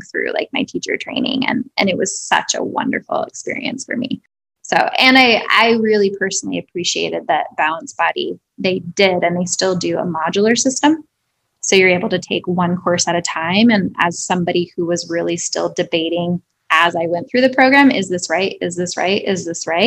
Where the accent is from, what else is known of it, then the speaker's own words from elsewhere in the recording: South Dakota, United States; moved away; also born or lived in Denver; I grew up in South Dakota